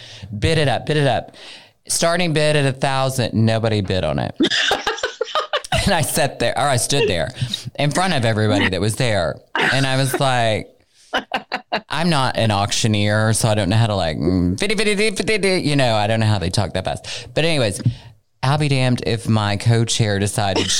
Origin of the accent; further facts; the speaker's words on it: Arkansas, United States; I'm from Arkansas